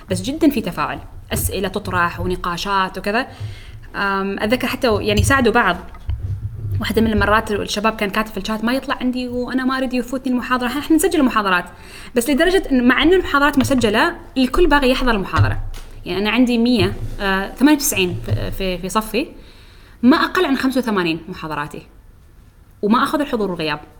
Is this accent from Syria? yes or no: yes; Syria; ليش لانه لان انا بصفتي سوري